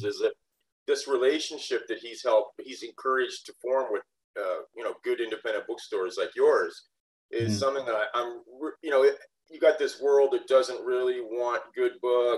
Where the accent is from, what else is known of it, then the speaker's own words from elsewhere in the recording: southwestern Ontario, Canada; we were born in the same town, the same small town in southwestern Ontario.